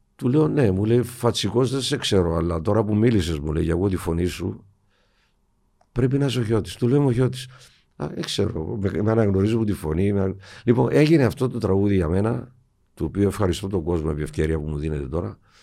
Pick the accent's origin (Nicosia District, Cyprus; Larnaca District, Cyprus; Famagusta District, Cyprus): Famagusta District, Cyprus; Famagusta; moved away as an adult; also born or lived in London, United Kingdom; Στην Αμόχωστο γεννήθηκα, μεγάλωσα.